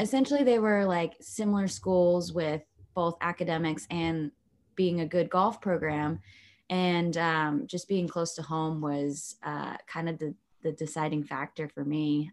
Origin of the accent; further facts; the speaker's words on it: Long Beach, California, United States; also born or lived in Lakewood, California; I was born in Long Beach, California, and now I live in Lakewood, California, which is pretty much right there